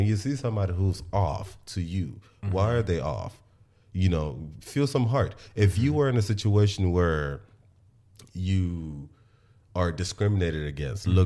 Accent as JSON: {"language": "English", "country": "Nigeria", "tie": "born or raised there", "accent": "Nigerian", "said": "because of where I was born, because I'm Nigerian"}